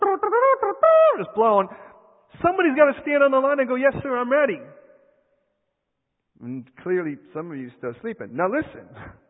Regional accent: United States; I am American

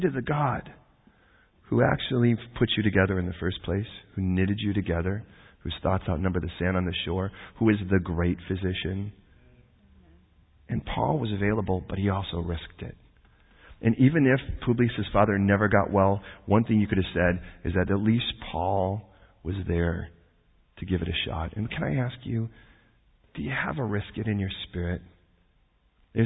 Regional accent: United States; I'm American

